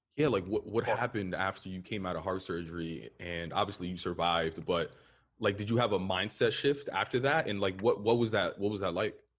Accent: New York City, New York, United States; I'm from the Upper West Side

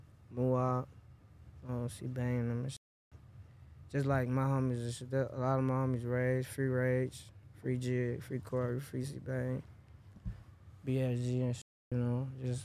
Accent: Chicago, Illinois, United States; Born and raised on Parkway, for sure. Yeah, born and raised Parkway

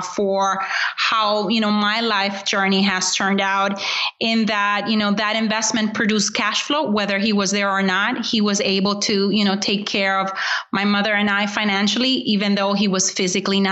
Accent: Honduras; I was born in Honduras, and I was born into, you know, a wonderful, you know, what would be called a middle class family.

